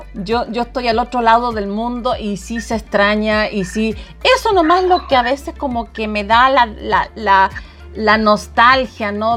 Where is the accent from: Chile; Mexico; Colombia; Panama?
Chile; Chiloé Island, Los Lagos; now in United States; tan lejos de mi país, de mi ciudad, que extraño muchísimo, la isla de Chiloé